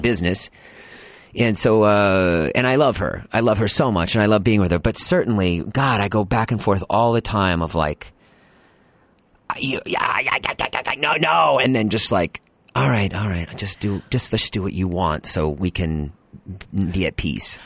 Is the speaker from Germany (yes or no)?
no; Boston, Massachusetts, United States; I grew up in Boston, in the suburbs